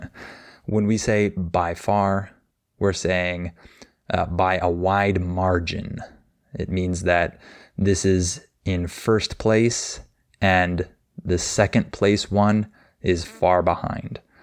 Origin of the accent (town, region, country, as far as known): United States